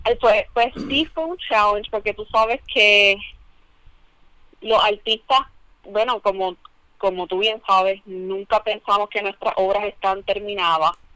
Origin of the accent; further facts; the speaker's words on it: Mayagüez, Puerto Rico; moved away; also born or lived in Ponce; la realidad es que yo me crié en Mayagüez